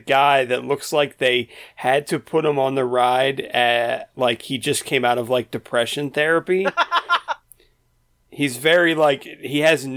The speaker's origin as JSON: {"language": "English", "region": "Maryland", "country": "United States", "said": "Maryland, my home state"}